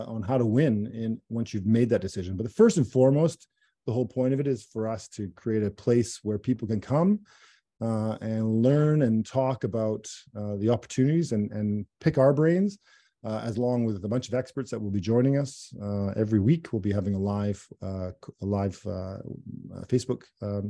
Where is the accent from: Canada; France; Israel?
Canada; as a Canadian